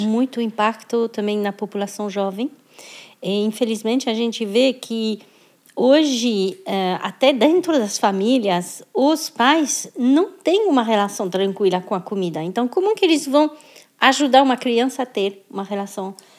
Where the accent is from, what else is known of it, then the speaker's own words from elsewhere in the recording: France; now in Brazil; sou, sou francesa, morando no Brasil, sou brasileira também